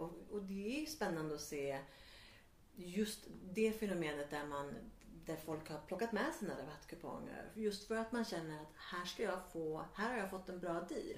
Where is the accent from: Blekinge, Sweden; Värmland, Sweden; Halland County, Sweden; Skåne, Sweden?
Värmland, Sweden; now in Stockholm, Sweden; jag växte upp i Värmland